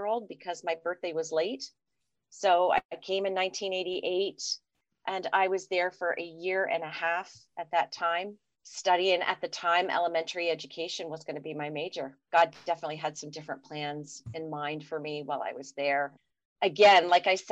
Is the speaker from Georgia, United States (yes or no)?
no; Falls, Pennsylvania, United States; I grew up over there in Falls, Pennsylvania, which is about 30 minutes from campus